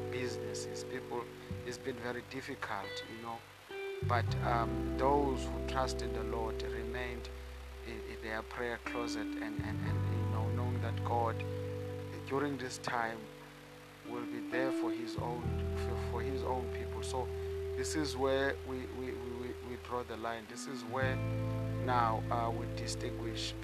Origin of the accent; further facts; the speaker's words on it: South Africa; I come from South Africa